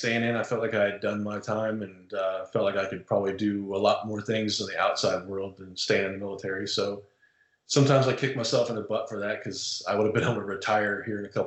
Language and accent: English; Central Florida, United States; moved away as an adult; also born or lived in Fort Carson, Colorado; now in Nashville, United States; I grew up in Central Florida